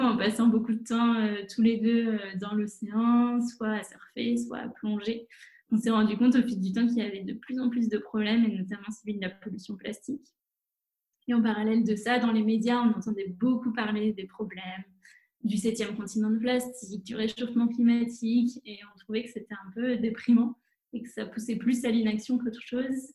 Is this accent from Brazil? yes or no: no; La Rochelle, Nouvelle-Aquitaine, France; moved away as an adult; also born or lived in Bordeaux / Paris / Madrid / Rome; La Rochelle. C'est là où j'ai grandi